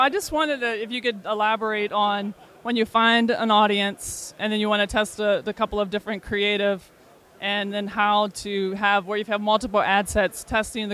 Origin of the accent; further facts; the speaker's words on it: Baton Rouge, Louisiana, United States; I'm from Baton Rouge, Louisiana, and I own an agency